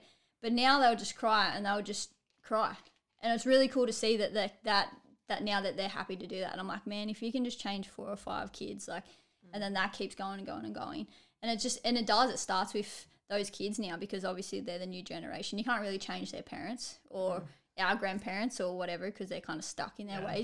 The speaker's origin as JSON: {"language": "English", "country": "Australia", "said": "us Aussies here"}